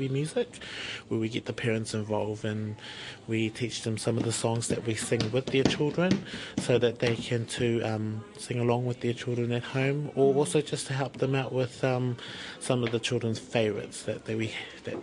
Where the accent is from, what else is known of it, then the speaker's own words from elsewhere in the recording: Porirua, Wellington, New Zealand; I'm from Porirua